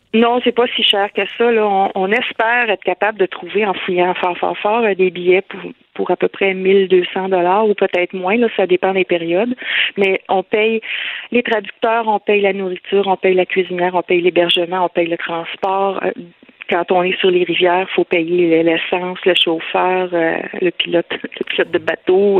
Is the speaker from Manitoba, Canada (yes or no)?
no; Lanaudière, Quebec, Canada; un peu partout au Québec, mais on est surtout de la Naudière.